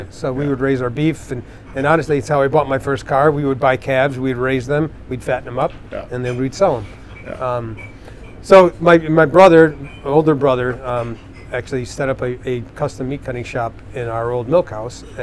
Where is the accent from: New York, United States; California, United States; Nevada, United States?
New York, United States; Dundee; born or raised there